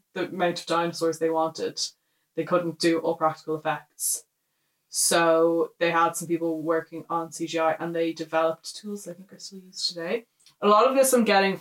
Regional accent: Ireland; us being Irish

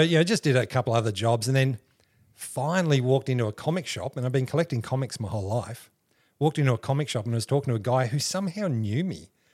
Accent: Canberra, Australian Capital Territory, Australia; moved away as an adult; also born or lived in Griffith, New South Wales / Chicago / London; now in Rockhampton, Australia; We were only there for a couple of years, like maybe three years, and we moved to Canberra.

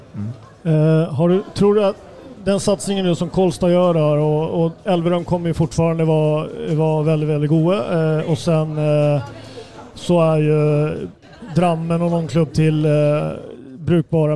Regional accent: Sweden; moved away as an adult; also born or lived in Norway; jag kom som svensk till Norge

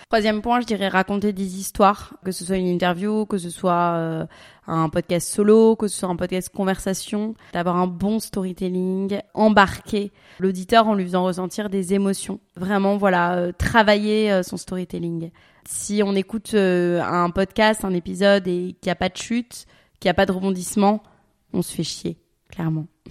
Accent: Paris, Île-de-France, France; moved away; also born or lived in Dubai; je suis parisienne de base, donc je suis habituée aux petits espaces

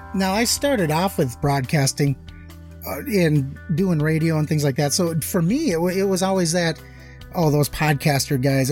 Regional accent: Minnesota, United States; moved away; I'm from the Midwest, I'm from Minnesota originally

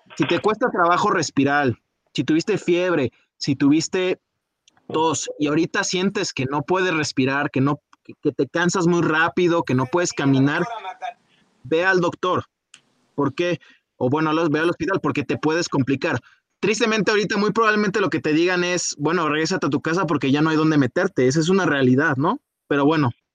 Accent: Mexico; somos mexicanos

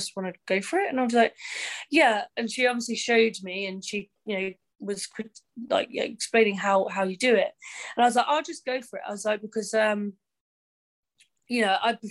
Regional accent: Cambridge, East of England, United Kingdom; I was a Cambridge girl. I was, you know, born and bred in Cambridge.

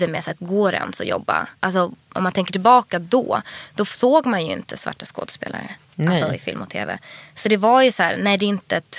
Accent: Stockholm, Stockholm County, Sweden; Min pappa bodde i Skärholmen och mamma i Vasastan. Ja. Men jag gick i plugget i Vasastan.

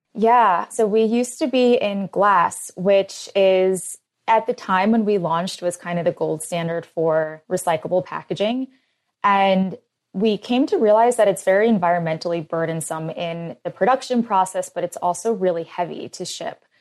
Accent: Philadelphia, Pennsylvania, United States; I grew up in Philly

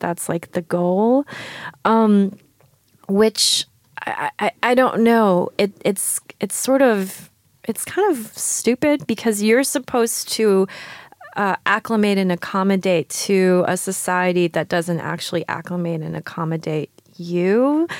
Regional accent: New York, United States; also born or lived in Shanghai, China; I was born in Shanghai and I moved to New York when I was five years old

